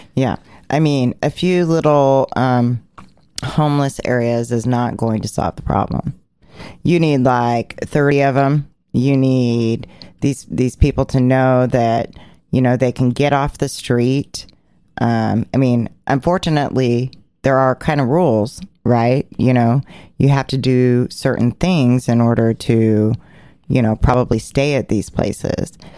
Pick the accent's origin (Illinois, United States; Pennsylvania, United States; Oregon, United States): Oregon, United States; Portland; which is my hometown, which I grew up on 56th and Duke